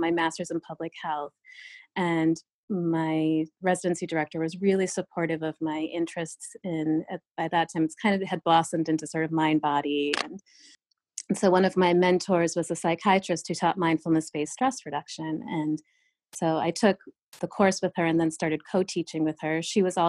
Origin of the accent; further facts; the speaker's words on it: New York, United States; when I was growing up as an Indian kid in this small town in upstate New York